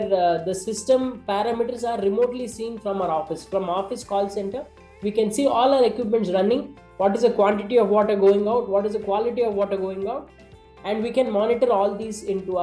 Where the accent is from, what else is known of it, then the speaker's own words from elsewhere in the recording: Salem, Tamil Nadu, India; moved away; I used to live in Salem as a kid